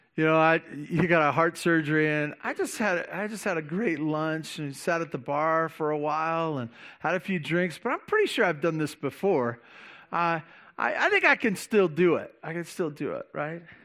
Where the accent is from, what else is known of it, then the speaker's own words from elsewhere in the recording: Santa Barbara, California, United States; growing up in Santa Barbara